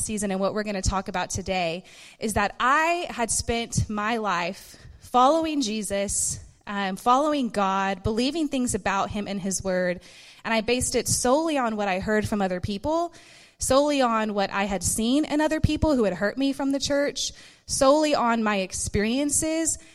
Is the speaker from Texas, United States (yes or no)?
yes; Dallas, Texas, United States; I'm from Dallas, born and raised in Texas